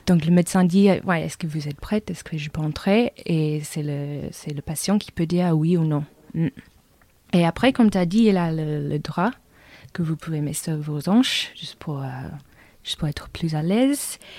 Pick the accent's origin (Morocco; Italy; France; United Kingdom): United Kingdom; England; French is a second language; je suis anglaise